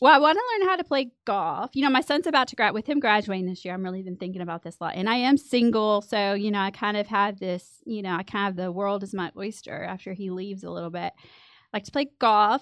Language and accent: English; Midland, Texas, United States; moved away as an adult; I'm originally from Midland. I grew up here.